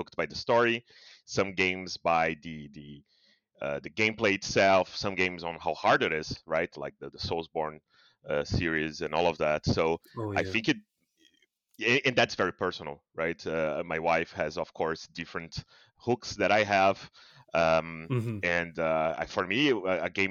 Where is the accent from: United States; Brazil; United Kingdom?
Brazil; I'm from Brazil